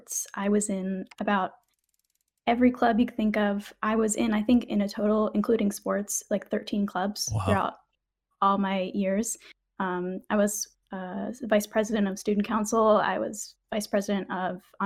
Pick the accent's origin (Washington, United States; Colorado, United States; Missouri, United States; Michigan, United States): Washington, United States; moved away; I was born in Washington State